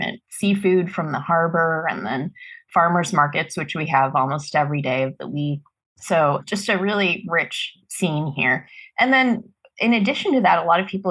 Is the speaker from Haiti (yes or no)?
no; Marin County, Northern California, United States; moved away as an adult; now in Santa Barbara, United States; I'm from Marin County in Northern California.